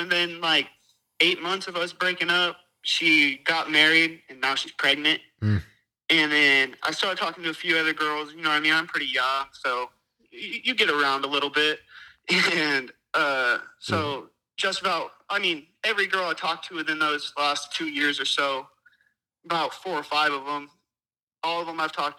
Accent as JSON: {"language": "English", "region": "California", "country": "United States"}